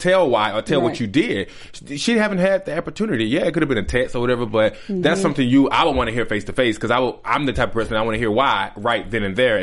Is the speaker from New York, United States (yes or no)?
yes; Brooklyn, New York, United States; I'm gonna show you Brooklyn. I don't have to tell you that I'm from Brooklyn, but I'm gonna show you.